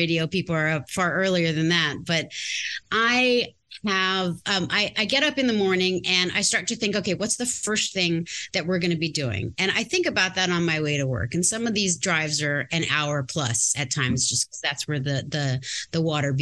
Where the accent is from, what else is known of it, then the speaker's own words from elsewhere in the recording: Native Hawaiian, United States; I'm Native Hawaiian.